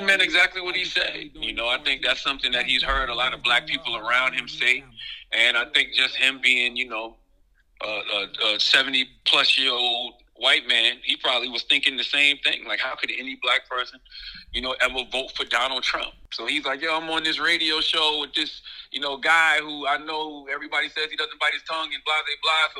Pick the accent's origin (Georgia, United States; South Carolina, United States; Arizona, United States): South Carolina, United States; Moncks Corner; moved away as an adult; also born or lived in New York; growing up in South Carolina